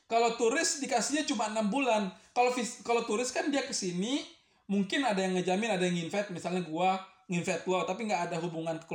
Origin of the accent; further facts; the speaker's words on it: Indonesia; gua istri orang Indo, gua orang Indo, anak gua mukanya Indo.